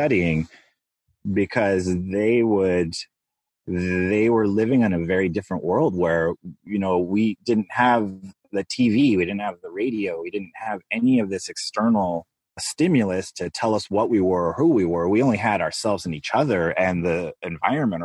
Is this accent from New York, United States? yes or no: no; Los Angeles, California, United States; moved away as an adult; now in Hawaii, United States; growing up in Los Angeles